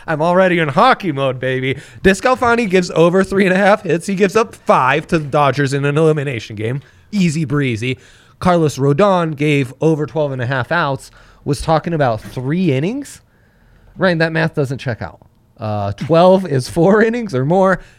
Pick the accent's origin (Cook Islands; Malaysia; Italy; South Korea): Italy; moved away; Growing up in Italy